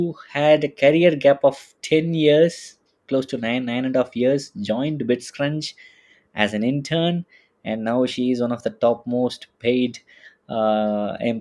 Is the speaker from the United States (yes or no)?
no; India; now in Munich, Germany; I'm a Indian living in Munich